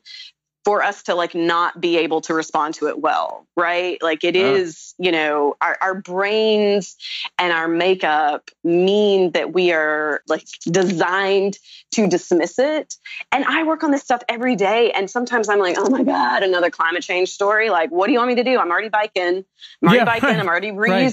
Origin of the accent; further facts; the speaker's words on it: the South, United States; I'm also from the South